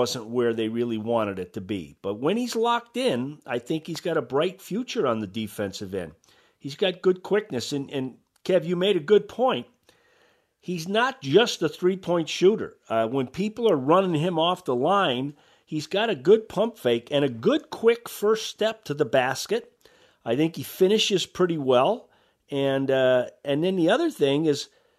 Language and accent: English; Massachusetts, United States; I grew up in Massachusetts.